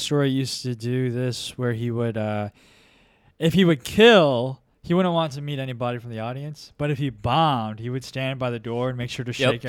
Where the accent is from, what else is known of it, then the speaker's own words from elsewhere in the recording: Texas, United States; growing up in Texas